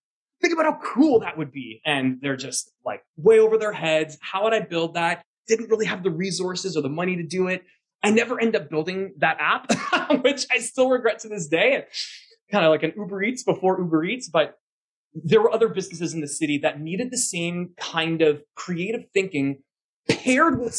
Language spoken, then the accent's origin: English; Canada; as a Canadian citizen myself